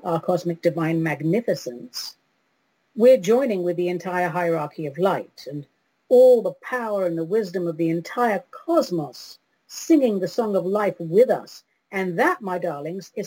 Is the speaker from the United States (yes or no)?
no; London, United Kingdom; London, my hometown.